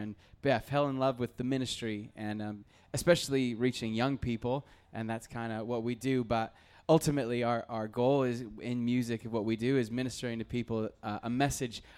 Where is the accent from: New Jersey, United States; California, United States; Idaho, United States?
Idaho, United States; North; moved away; I grew up in North Idaho